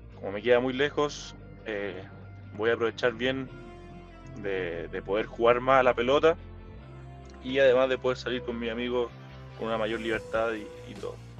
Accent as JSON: {"language": "Spanish", "town": "Calera de Tango", "region": "Santiago Metropolitan Region", "country": "Chile", "said": "yo soy de Calera Tango"}